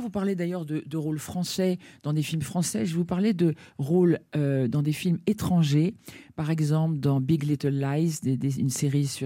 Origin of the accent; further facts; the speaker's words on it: Dakar, Senegal; Tout, ah oui, je suis né au, Sénégal, à Dakar, et c'était pour moi très important, je crois.